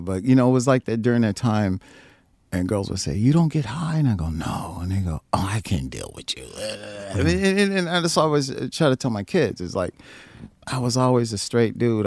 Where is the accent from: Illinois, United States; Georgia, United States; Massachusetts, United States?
Illinois, United States; Chicago; also born or lived in Rock Island, Illinois / East St. Louis, Illinois; I was born in Rock Island, but I grew up in South Side, Chicago